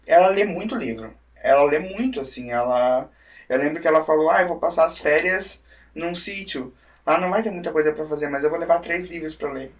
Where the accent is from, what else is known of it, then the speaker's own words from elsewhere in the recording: Brusque, Santa Catarina, Brazil; Eu faço questão de puxar meu X pra falar que eu sou de Brusque, né? Às vezes a cidade não me dá muito orgulho, mas, mas o sotaque sim